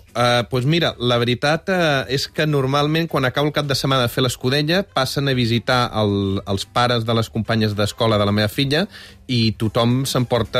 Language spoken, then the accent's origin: Catalan; Balenyà, Catalonia, Spain; jo sóc de Balanyà